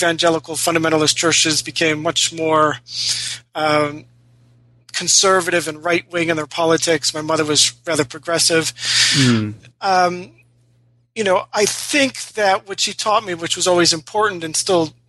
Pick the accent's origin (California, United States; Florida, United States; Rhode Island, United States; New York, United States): New York, United States; Rochester; I was born and raised in Rochester, New York